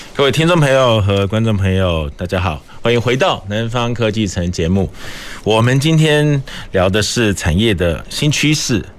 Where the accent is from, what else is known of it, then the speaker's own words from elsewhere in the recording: Taiwan; 我们台湾人